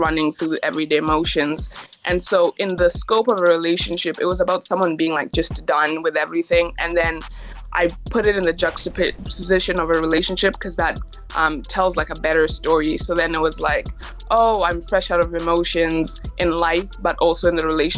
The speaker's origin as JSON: {"language": "English", "country": "Canada", "tie": "born or raised there", "also_born_or_lived": "Kenya", "said": "I was born in Kenya, and then one day my parents were like, hey, this isn't working for us anymore. So we moved to Canada when I was about 7. And I've just been here ever since"}